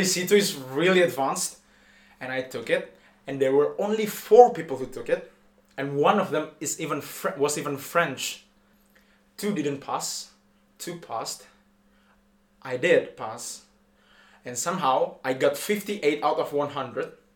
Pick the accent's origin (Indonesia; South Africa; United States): Indonesia; moved away as an adult; now in Paris, France; I am from Indonesia.